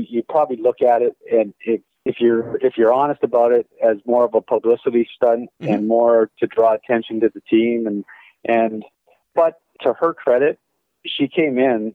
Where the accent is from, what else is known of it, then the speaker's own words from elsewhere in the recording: Calgary, Alberta, Canada; moved away as an adult; also born or lived in Long Island, New York / Tampa; I came from out west from Calgary, where I grew up